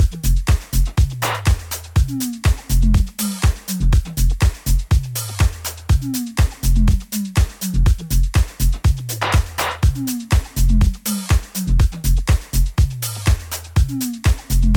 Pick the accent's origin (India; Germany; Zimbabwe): Germany; Hamburg; my hometown Hamburg.